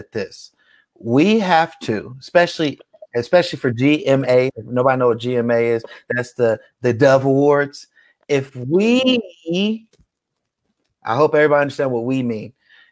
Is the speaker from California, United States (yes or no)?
yes; Bay Area, California, United States; now in Las Vegas, United States; I'm from the Bay Area